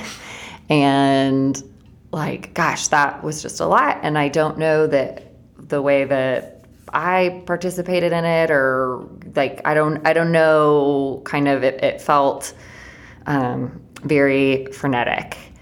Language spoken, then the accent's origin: English; Chattanooga, Tennessee, United States; Blaze, Emily, and I all grew up in Chattanooga